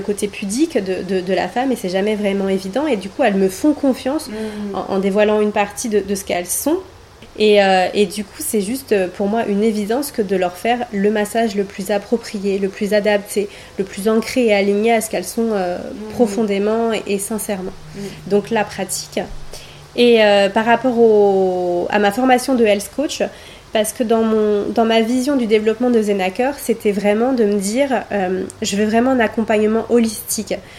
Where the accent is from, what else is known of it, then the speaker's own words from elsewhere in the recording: Paris, Île-de-France, France; moved away as an adult; now in Côte d'Azur, France; j'ai passé 36 ans de ma vie euh, sur Paris.